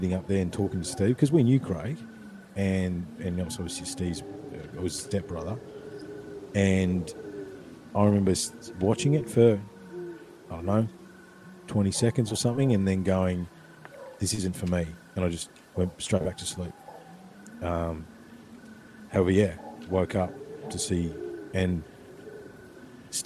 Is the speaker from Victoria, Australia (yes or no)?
yes; Ballarat, Victoria, Australia; there was a track that used to run beside the creek where I grew up in Brown Hill